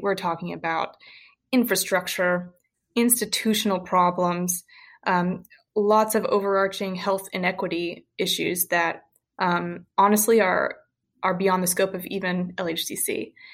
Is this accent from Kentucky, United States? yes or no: yes; Western Kentucky, United States; now in Louisville, United States; I'm from Western Kentucky